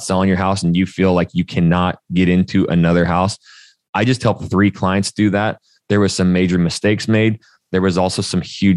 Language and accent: English; North Idaho, United States; moved away as an adult; also born or lived in Portland, Oregon / Arizona / Texas; I'm a redneck from North Idaho